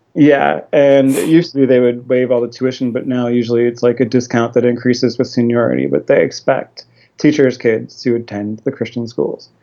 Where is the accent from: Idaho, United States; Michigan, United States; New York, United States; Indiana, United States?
Indiana, United States; Fishers; my family moved down to Fishers, Indiana, which is a north suburb of Indianapolis.